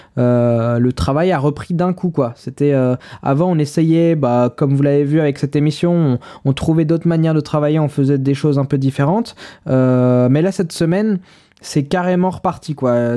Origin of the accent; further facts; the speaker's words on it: Paris, Île-de-France, France; moi, je suis parisien